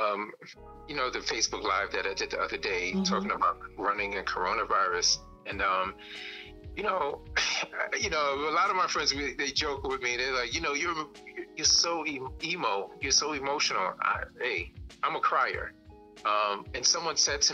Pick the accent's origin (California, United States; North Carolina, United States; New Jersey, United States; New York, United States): New York, United States; New York City; I grew up in Brownsville, Brooklyn in the crack 80s.